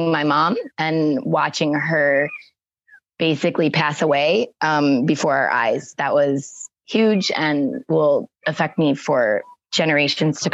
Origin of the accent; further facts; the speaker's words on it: Buffalo, New York, United States; moved away as an adult; also born or lived in Puerto Vallarta area, Mexico; now in Mexico; I grew up in Buffalo on the east side in Kaisertown, urban